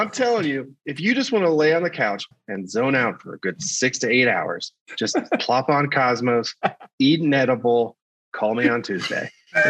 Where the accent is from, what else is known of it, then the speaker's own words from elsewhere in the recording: United States; But, I grew up in Kentucky, Ohio area.